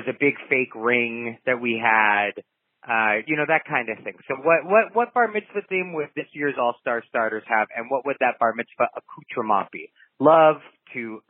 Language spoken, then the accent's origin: English; Southern California, United States; I come from Southern California